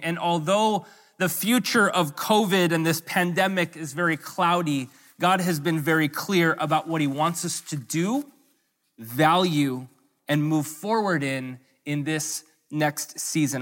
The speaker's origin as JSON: {"language": "English", "region": "Hawaii", "country": "United States", "also_born_or_lived": "US mainland"}